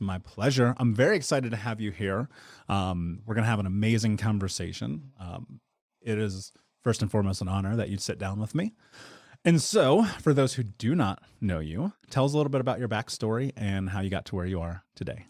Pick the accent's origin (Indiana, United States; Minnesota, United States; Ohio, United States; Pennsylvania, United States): Indiana, United States; Indianapolis; I would go to the Big Lots on the corner of thirtieth and Georgetown in Indianapolis